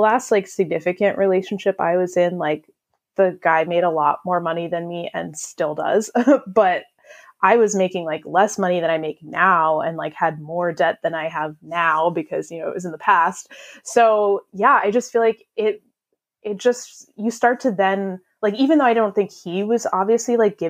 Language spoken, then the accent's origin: English; United States; I'm also an American